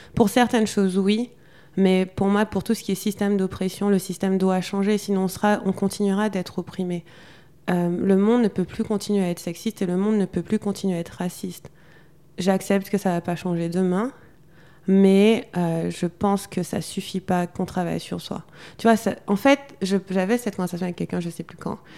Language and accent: French; Guadeloupe; je suis guadeloupéenne, en Guadeloupe